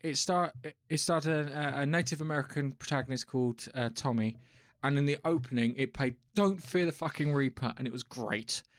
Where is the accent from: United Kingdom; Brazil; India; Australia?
United Kingdom; England; I'm English